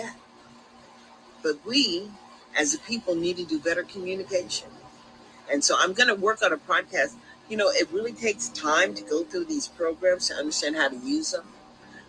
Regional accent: Sacramento, California, United States; we came from Meadowview.

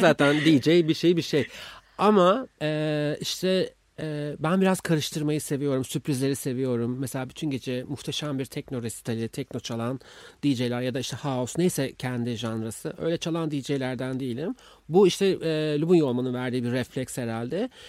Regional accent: Istanbul, Turkey; ben İstanbulluyum ve bir parti kızıyım

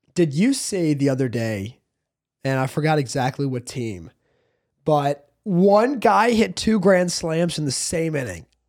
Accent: South Hope, Virginia, United States; I grew up in South Hope, Virginia

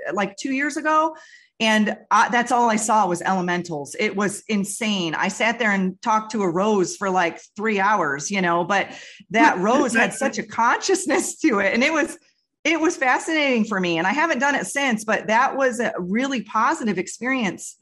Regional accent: Western New York, United States; I grew up in Western New York next to a river

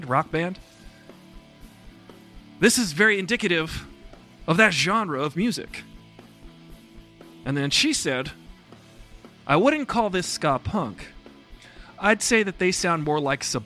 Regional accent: Long Island, New York, United States; I grew up on Long Island

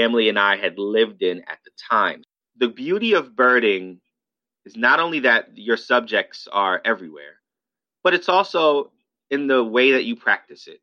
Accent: New York City, New York, United States; I'm born and raised in New York in the South Bronx

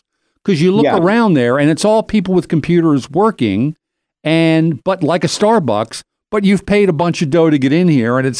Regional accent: Doylestown, Pennsylvania, United States

